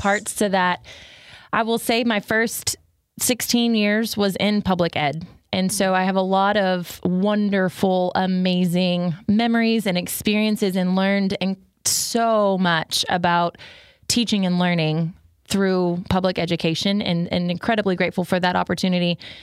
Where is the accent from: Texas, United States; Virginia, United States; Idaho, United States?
Texas, United States; Garland; also born or lived in Bryan, Texas; I am originally born and raised in Garland, Texas